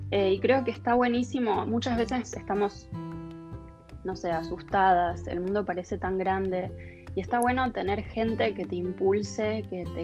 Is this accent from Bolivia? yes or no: no; Buenos Aires, Argentina; born there; Nosotros cuando yo nací en Capital, pero me mudé varias veces durante mi infancia pero uno de mis mejores recuerdos de vivir en la ciudad de Buenos Aires era